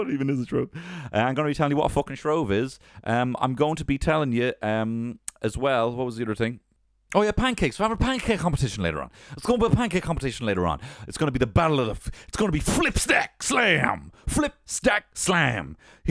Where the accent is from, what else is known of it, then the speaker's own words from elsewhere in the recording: Carlow, Leinster, Ireland; I'm from Carlo. Hey, I'm from Carlo in Ireland, and I'm technically Irish.